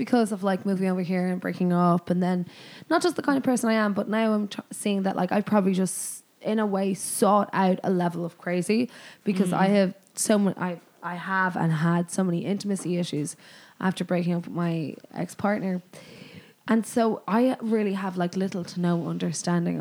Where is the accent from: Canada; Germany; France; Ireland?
Ireland; I'm the Irish one.